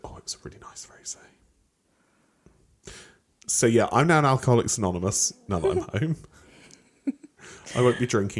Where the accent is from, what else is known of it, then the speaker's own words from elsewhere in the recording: Southern England, United Kingdom; accent: Southern; But even, like, I don't think I really have like a regional accent whatsoever. You can tell you're Southern. But you know I'm British.